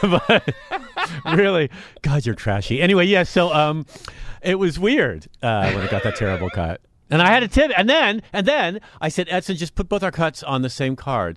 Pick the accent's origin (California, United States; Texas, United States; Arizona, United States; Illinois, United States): California, United States; Marin; growing up in Marin